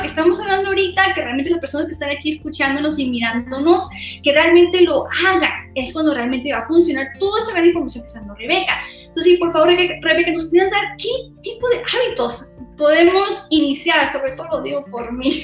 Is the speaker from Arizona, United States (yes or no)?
yes; Yuma, Arizona, United States; nosotros somos de Arizona, somos especialmente más en Yuma, Arizona